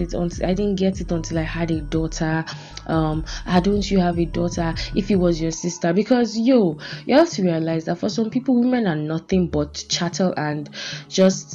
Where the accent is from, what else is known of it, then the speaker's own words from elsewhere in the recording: Nigeria; Being a Nigerian woman